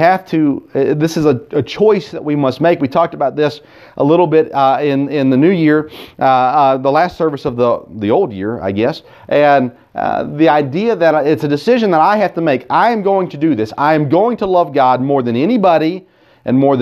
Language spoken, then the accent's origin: English; Tennessee, United States; I grew up here in the South in Tennessee